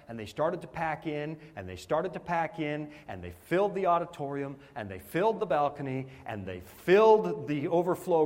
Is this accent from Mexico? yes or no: no; Canada; moved away; I'm a Canadian